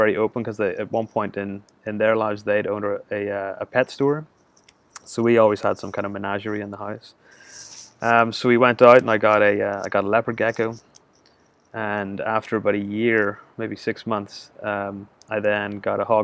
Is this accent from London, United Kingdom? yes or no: no; Belfast, Northern Ireland, United Kingdom; I'm from Belfast, Northern Ireland